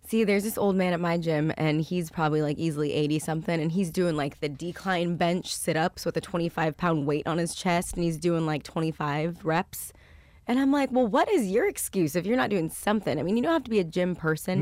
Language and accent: English; Westlake Village, California, United States; he was my neighbor growing up in Westlake Village